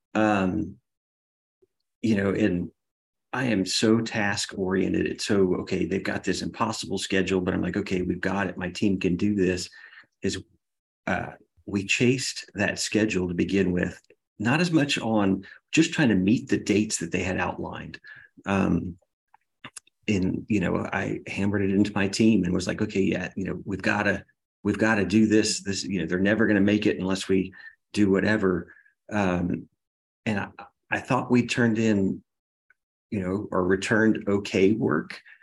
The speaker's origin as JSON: {"language": "English", "town": "Baton Rouge", "region": "Louisiana", "country": "United States", "moved": "yes", "lives_now": "Texas, United States", "said": "I'm from Baton Rouge, Louisiana, originally"}